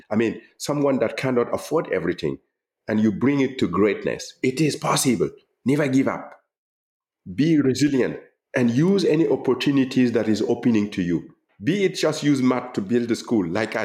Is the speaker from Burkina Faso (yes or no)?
yes; Gando, Centre-Est, Burkina Faso; moved away as an adult; I'm the young man coming from Gando. I'm not from Berlin, from Brandenburg or from Paris.